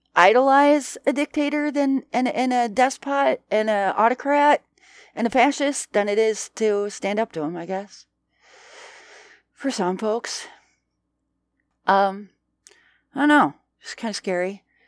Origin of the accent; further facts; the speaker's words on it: United States; we're American